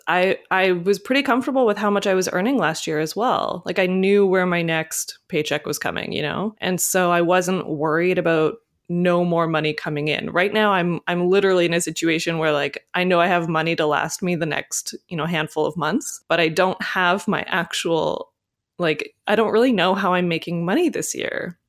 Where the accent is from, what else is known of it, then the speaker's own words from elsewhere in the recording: Canada; being a Canadian